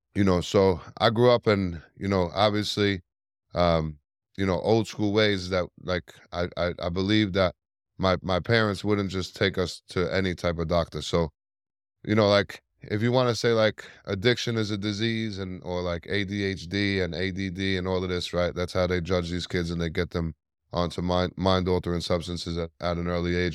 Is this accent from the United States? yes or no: yes; New York City, New York, United States; I was born and raised in Staten Island, New York